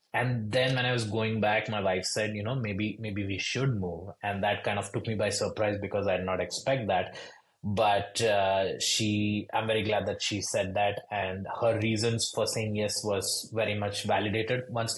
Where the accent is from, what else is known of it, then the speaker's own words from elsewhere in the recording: India; English is a second language; moved away as an adult; also born or lived in Boston; now in Louisville, United States; So I am a first generation immigrant. So I moved from India to Boston to do my schooling over there, most specifically my MBA.